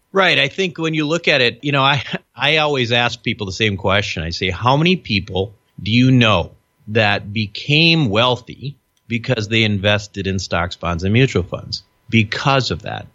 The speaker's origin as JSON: {"language": "English", "region": "Minnesota", "country": "United States", "tie": "born or raised there", "said": "I'm a child of immigrants. I'm, you know, I, I grew up in Minnesota."}